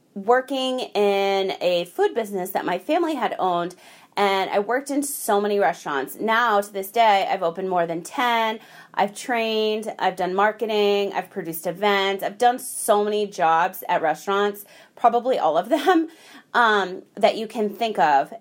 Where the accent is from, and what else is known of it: United States